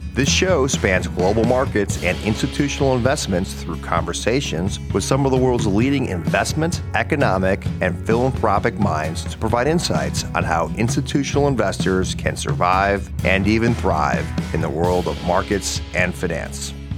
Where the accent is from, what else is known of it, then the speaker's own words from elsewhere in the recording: Cleveland, Ohio, United States; also born or lived in New York / Cincinnati; I was born in New York, but I was really raised in, in Cleveland, spent a lot of time in Cincinnati